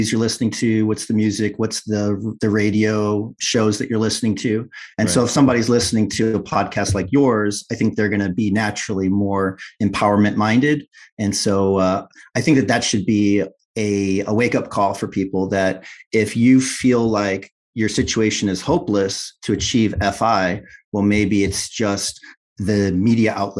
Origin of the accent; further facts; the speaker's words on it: Illinois, United States; moved away as an adult; left the nest, left Illinois